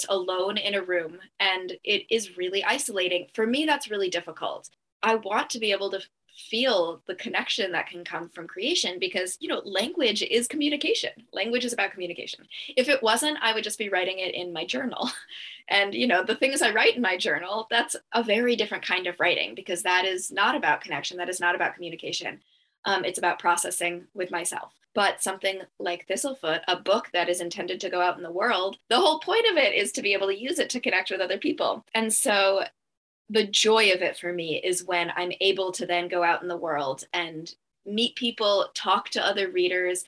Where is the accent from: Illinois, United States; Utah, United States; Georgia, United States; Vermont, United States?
Vermont, United States; Brattleboro; my hometown in Brattleboro, Vermont